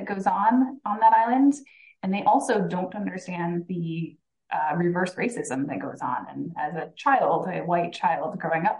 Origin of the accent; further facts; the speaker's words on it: Hawaii, United States; originally I was born and raised in Hawaii